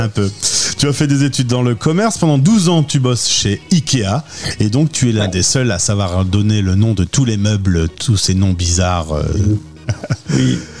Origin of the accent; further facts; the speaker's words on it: Lille, Hauts-de-France, France; nous sommes euh, de Lille